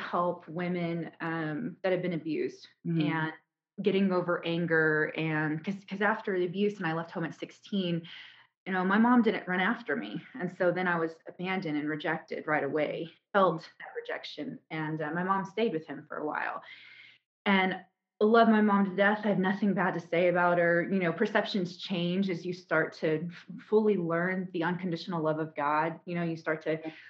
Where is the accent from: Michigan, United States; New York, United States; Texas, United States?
Texas, United States; Houston; I'm from Houston, Texas